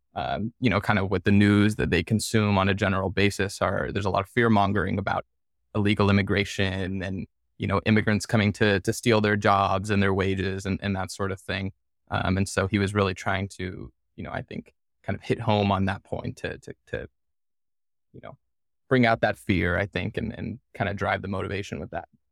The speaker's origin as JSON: {"language": "English", "town": "Henderson", "region": "Nevada", "country": "United States", "tie": "born or raised there", "said": "my hometown, the city of Henderson"}